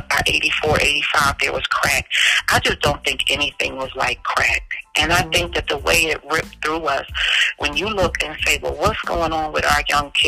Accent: Philadelphia, Pennsylvania, United States; I'm from West Philly

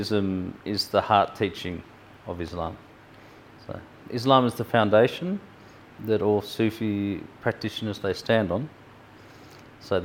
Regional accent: Hobart, Tasmania, Australia; moved away as an adult; also born or lived in Sydney; now in Broken Hill, Australia; I was born in Hobart in Tasmania, and it's normal life, you know, normal Aussie life. Played football in winter, cricket in summer. Did the normal things, went to Taruna High School in the 80s, which is a high school on the beach in Hobart

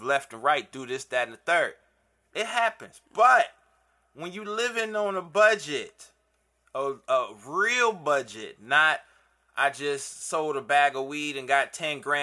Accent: Cleveland, Ohio, United States; moved away; I'm from Cleveland.

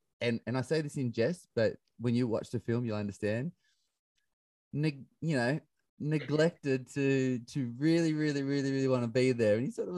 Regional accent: Bathurst, New South Wales, Australia; moved away; also born or lived in London; we grew up in the bush. You know, I grew up in Bathurst, on the other side of the Blue Mountains. So I'm a country bumpkin.

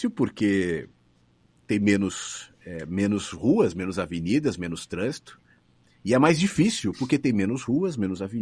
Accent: São Paulo, Brazil; accent: São Paulo; Eu mesmo cuido do meu sotaque. Eu tenho consciência de que eu tenho sotaque ainda, algumas coisas de São Paulo, apesar de quando eu vou para São Paulo as pessoas falam que eu tenho sotaque de gaúcho.

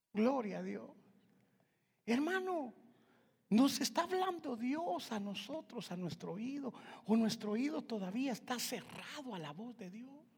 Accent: Guatemala; moved away; yo soy de Guatemala

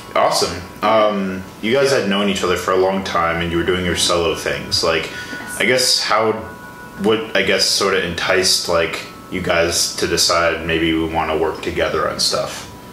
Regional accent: Illinois, United States; moved away as an adult; now in Milwaukee, United States; I grew up in Illinois

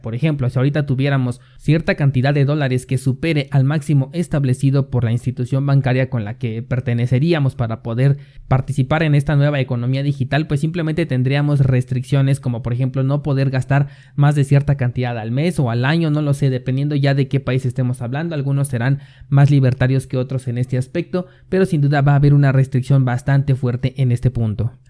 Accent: Mexico; mi país México

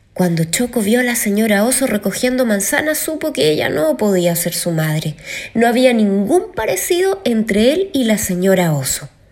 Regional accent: Chile; soy cantante chilena

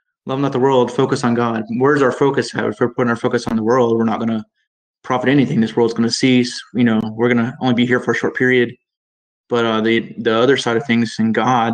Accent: Southaven, Mississippi, United States; moved away as an adult; now in Calgary, Canada; I'm from South Haven, Mississippi, but now I'm in Calgary, Alberta with my wife and my little girl.

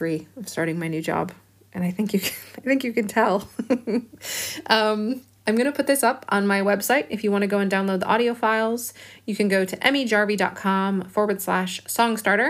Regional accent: Chicago, Illinois, United States; now in Bristol, United Kingdom; I live in Bristol in England, and I'm originally from Chicago

